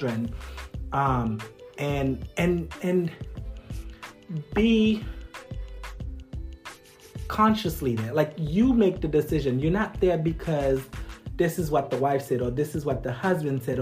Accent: Haiti; moved away; I'm originally from Haiti, right? Okay. Growing up in Haiti

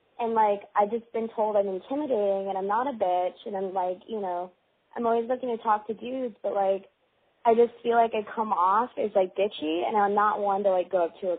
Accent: Michigan, United States; now in Los Angeles, United States; I'm 21, and I'm from Michigan, but I'm actually living in L.A.

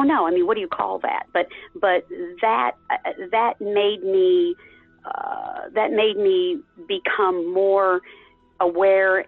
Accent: Texas, United States; I was raised in Texas.

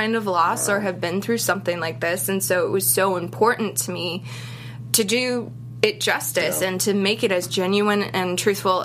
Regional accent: Boston, Massachusetts, United States; I'm from Boston

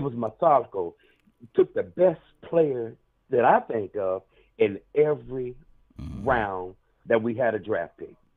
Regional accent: Columbia, South Carolina, United States; I'm from Columbia, South Carolina

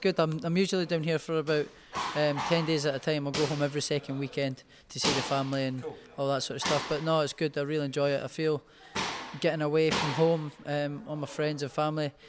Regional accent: Scotland, United Kingdom; I'm Scottish

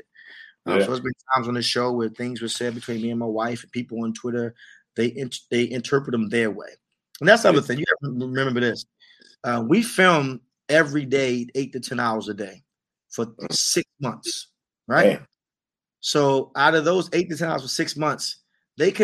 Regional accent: Baltimore, Maryland, United States; now in Washington, D.C., United States; They renamed my street that I grew up on, Quicksilver Way

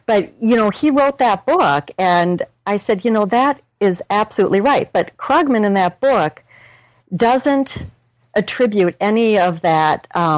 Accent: Minnesota, United States; I'm from Minnesota, and I went to the University of Minnesota.

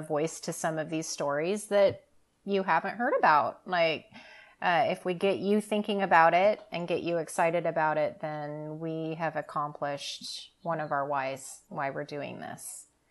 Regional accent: Southern Oregon, United States; born and raised in Southern Oregon, and I've lived here my whole life

